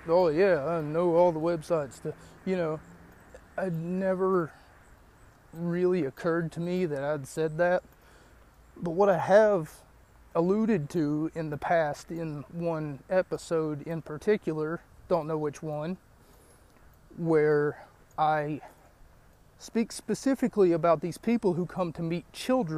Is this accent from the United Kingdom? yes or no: no; West Virginia, United States; my hometown of West Virginia